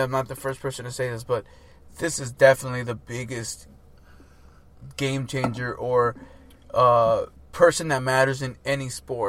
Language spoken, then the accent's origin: English; United States; like I am American.